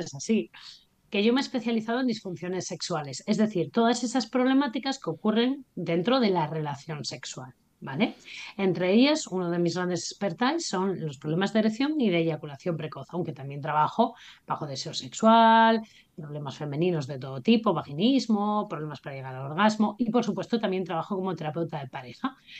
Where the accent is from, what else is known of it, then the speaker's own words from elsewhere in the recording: Asturias, Spain; Yo soy asturiana